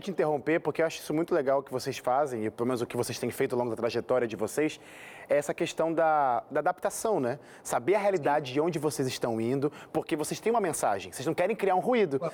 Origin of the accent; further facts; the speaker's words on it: Rio de Janeiro, Brazil; eu aqui também sou carioca